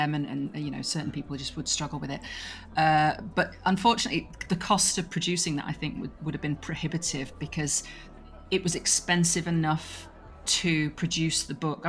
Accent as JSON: {"language": "English", "region": "England", "country": "United Kingdom", "said": "I'm English"}